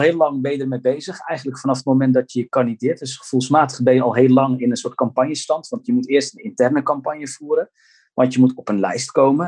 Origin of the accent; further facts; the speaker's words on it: Gouda, South Holland, Netherlands; ik kom dan uit Gouda